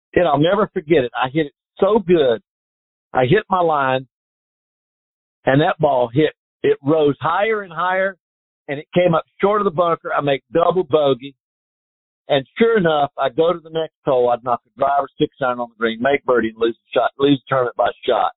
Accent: North Carolina, United States; Growing up in North Carolina

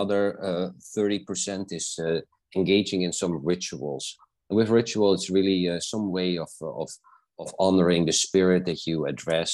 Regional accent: South Africa; I was born in South Africa, so I trained with the indigenous healers

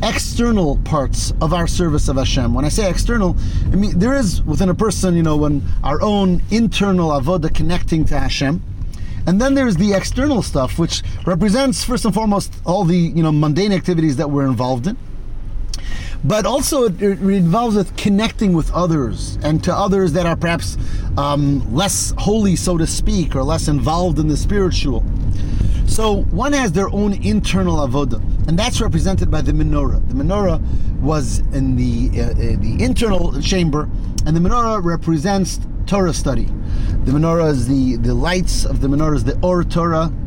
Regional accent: Detroit, Michigan, United States; I grew up in Detroit

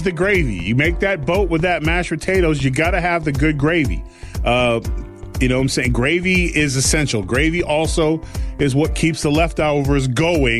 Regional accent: California, United States; I'm from California

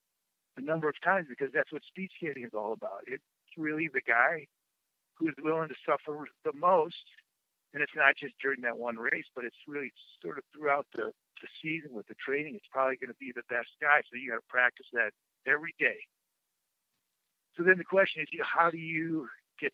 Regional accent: Madison, Wisconsin, United States; growing up in Madison

